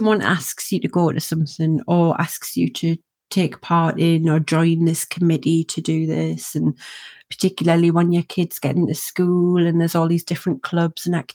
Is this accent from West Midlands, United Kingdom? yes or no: no; Northumberland, North East England, United Kingdom; my accent from where I'm from is from a place called Northumberland